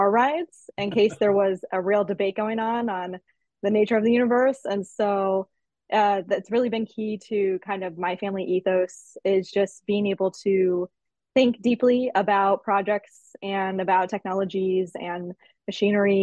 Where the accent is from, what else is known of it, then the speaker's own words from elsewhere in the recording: Naples, Florida, United States; So I am originally from Naples, Florida